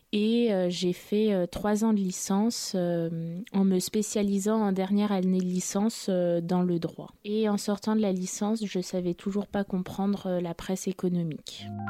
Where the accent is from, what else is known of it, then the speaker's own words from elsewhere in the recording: Paris, Île-de-France, France; Je suis euh, née à Paris et j'ai grandi euh, à Paris